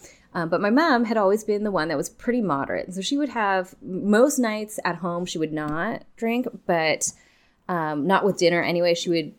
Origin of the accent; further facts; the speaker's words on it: Kelowna, British Columbia, Canada; So I grew up in Kelowna in the Okanagan, which is a wine region. And so it's definitely part of like our lifestyle and culture kind of thing.